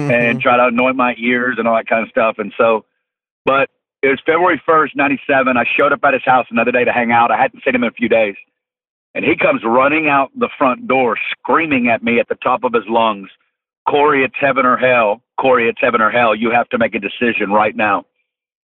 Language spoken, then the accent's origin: English; just outside of Fort Smith, Northwest Arkansas, United States; I'm originally from Northwest Arkansas, just outside of Fort Smith. Grew up in a great family